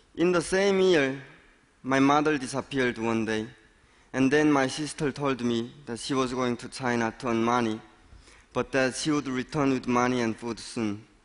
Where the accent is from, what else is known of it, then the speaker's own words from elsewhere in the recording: North Korea; now in United States; born and raised in North Korea